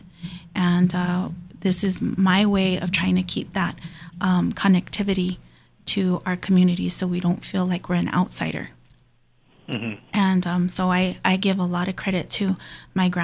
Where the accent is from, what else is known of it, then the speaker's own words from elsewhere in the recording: Hawaii, United States; I grew up in Hawaii